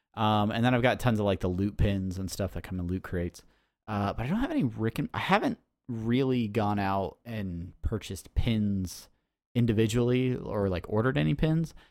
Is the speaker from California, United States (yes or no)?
yes; San Diego, California, United States; San Diego Comic-Con. Uh, the nerds have overtaken my hometown